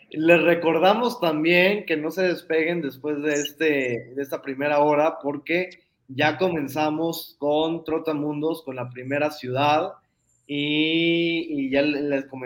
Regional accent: Guadalajara, Jalisco, Mexico; todos somos tapatíos mexicanos, orgullosamente.

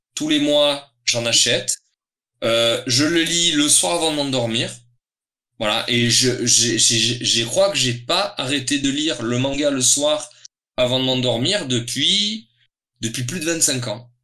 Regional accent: Toulon, Provence-Alpes-Côte d'Azur, France; je suis originaire de Toulon. C'est hmm. une ville dans le sud de la France, au bord de mer, donc dans le Var.

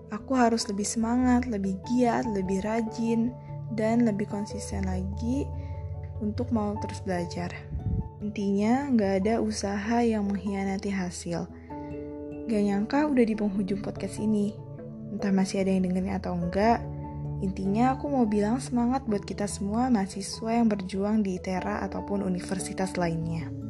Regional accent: Bandar Lampung, Lampung, Indonesia; Aku berasal dari Lampung. Yap, tepatnya di kota Bandar Lampung.

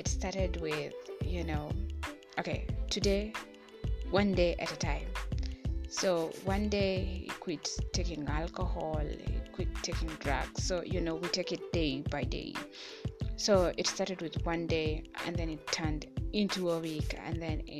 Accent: Kenya; in my home country, Kenya

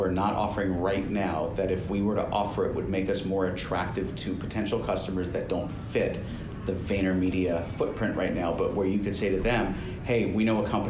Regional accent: New York, United States; now in Phoenix, United States; When I was living in New York, when I was born and raised here, I was from Queens

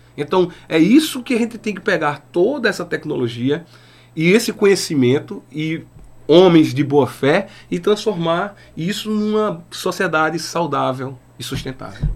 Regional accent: Inajá, Pernambuco, Brazil; Inajá fica divisa com Sergipe, Alagoas e Bahia.

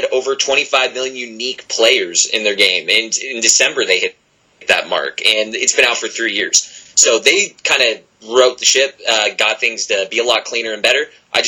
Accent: Nevada, United States; Oh yeah, we're from Nevada.

